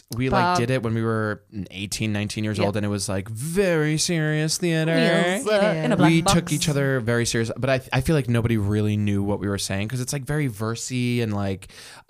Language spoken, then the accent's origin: English; New York, United States; moved away as an adult; now in Los Angeles, United States; I am from New York, and I'm just moved to Los Angeles.